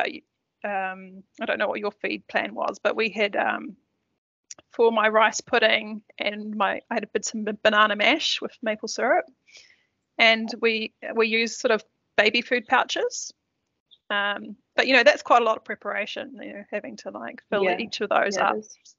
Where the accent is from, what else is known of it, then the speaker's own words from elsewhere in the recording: Turangi, Waikato, New Zealand; that obviously been told that I was from Lower Hutt. No, just Turangi.